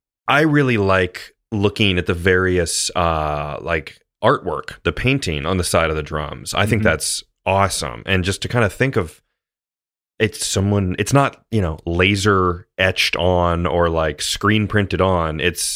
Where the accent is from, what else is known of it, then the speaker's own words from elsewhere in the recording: United States; But like maybe that's just because we see that the most as like American guys. Obviously you're in Boston, I'm in Cincinnati